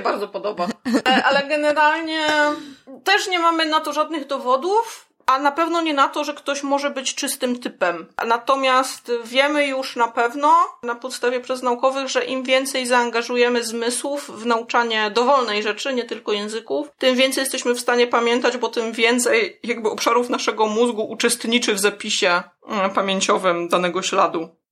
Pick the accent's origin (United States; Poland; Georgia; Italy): United States; accent: American; first language English; Polish is a second language; I'm a native speaker of American English